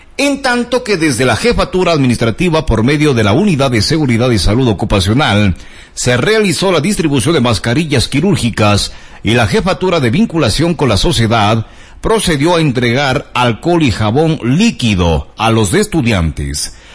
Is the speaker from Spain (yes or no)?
no; Ecuador; Las fuentes necesarias no las tenemos los ecuatorianos.